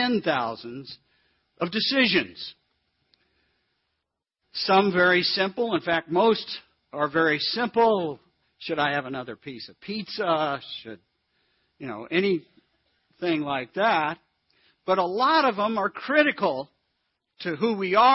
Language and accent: English; northern Indiana, United States; moved away as an adult; also born or lived in East Coast / Illinois / Arizona; now in Texas, United States; really grew up in northern Indiana. That's where I call home.